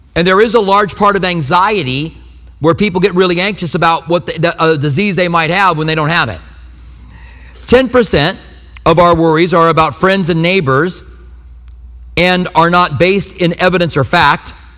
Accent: New Mexico, United States; And I was from New Mexico

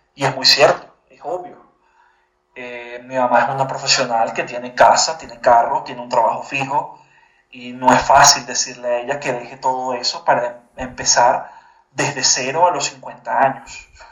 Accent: Venezuela; yo soy venezolano, yo me crié en Venezuela

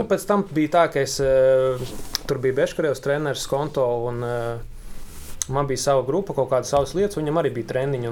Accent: Jūrmala, Latvia; Jūrmalā dzīvoju jau no bērnības

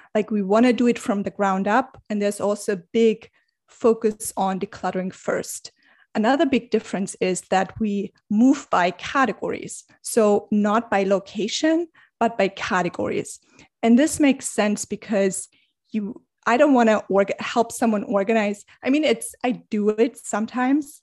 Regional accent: Germany; moved away as an adult; now in New York City, United States; I am originally from Germany. I've been living in New York City, uh, for the past, I think, nine years.

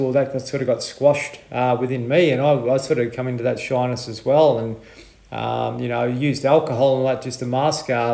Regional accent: Horsham, Victoria, Australia; I'm from Horsham, just up the road.

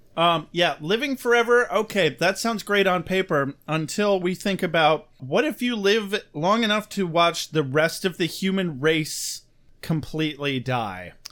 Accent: United States; we're Americans

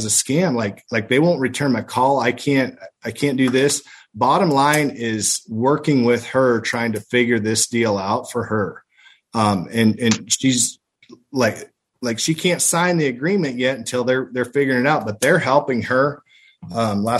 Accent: Newcastle, United States; I'm from Newcastle. There's only 3,500 people here

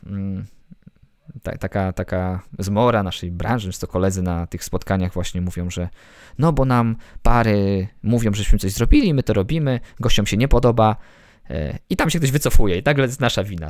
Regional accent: Bolesławiec, Lower Silesian Voivodeship, Poland; Ja jestem z Bolesławca na Dolnym Śląsku

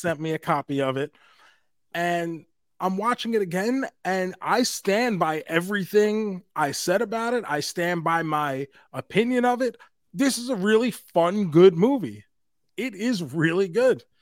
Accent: New York City, New York, United States; we're from New York City

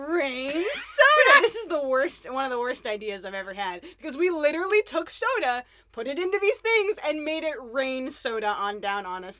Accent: Florida, United States; So yeah, I grew up in Florida, so it's just hot. There's water everywhere. I lived really close to the beach as well

